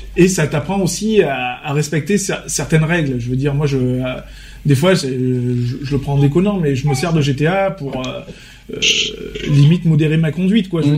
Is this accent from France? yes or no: yes; Vaucluse, Provence-Alpes-Côte d'Azur, France; on est on est majoritairement tous des Vauclusiens